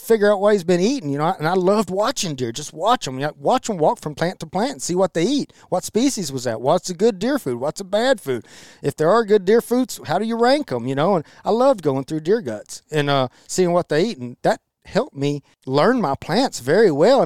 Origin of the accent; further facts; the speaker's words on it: Milam County, Texas, United States; the only oak trees that we have in the Blackland Versailles, where we grew up in Milam County